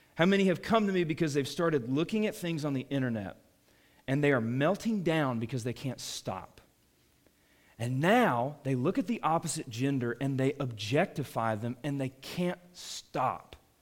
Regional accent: Atlanta, Georgia, United States; I grew up in Atlanta

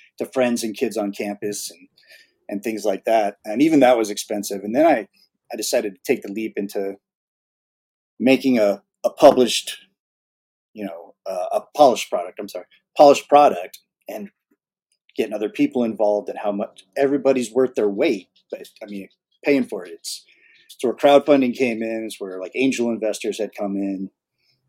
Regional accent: California, United States; moved away as an adult; also born or lived in Texas; I'm actually originally from California. I grew up in California

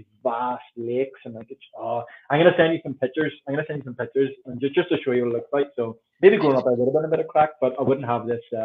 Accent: Northern Ireland, United Kingdom; growing up here

